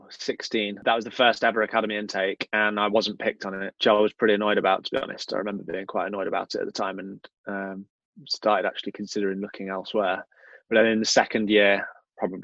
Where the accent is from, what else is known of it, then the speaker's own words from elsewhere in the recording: Loughborough, East Midlands, United Kingdom; moved away as an adult; also born or lived in Leeds; born and bred in Loughborough